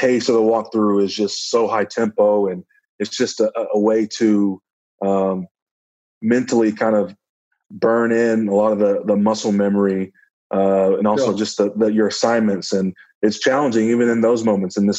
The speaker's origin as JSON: {"language": "English", "town": "Dallas", "region": "Texas", "country": "United States", "tie": "born or raised there", "said": "it was in my hometown, so that was cool. I had friends and family there in Dallas"}